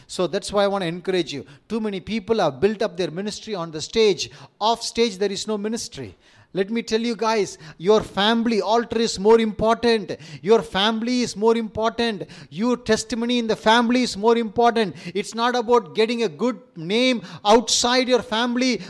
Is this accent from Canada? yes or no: no; India; accent: Indian; my Indian accent